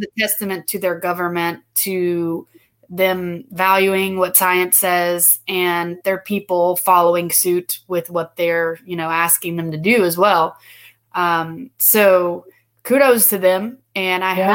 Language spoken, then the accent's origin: English; United States; also born or lived in Guatemala; as an American, you know, someone who's grown up in an American culture